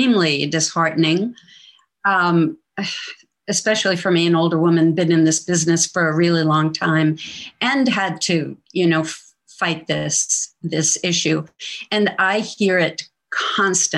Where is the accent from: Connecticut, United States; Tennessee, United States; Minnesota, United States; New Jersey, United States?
New Jersey, United States; moved away; I'm from New Jersey originally